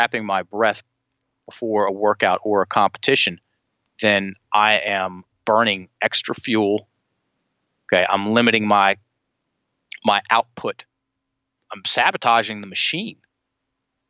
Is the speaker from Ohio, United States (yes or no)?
no; Richmond, Virginia, United States; Richmond, my hometown